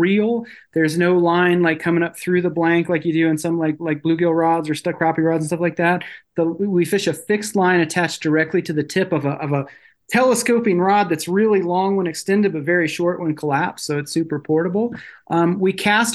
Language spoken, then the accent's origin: English; Illinois, United States; also born or lived in Virginia / Colorado; now in Montana, United States; I grew up in Illinois. That's where my folks were both from